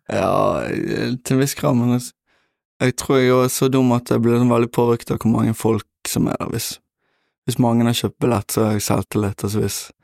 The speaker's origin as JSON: {"language": "Norwegian", "town": "Bergen", "region": "Vestland", "country": "Norway", "said": "Jeg er fra Bønes"}